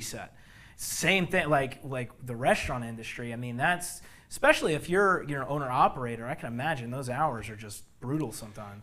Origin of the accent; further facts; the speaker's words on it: Bloomfield, New Jersey, United States; I'm from Jersey